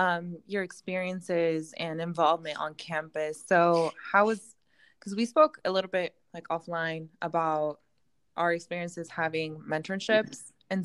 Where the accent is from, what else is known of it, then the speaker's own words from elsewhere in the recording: North Bay, California, United States; because most of us are from the Bay Area, and then I'm from the North Bay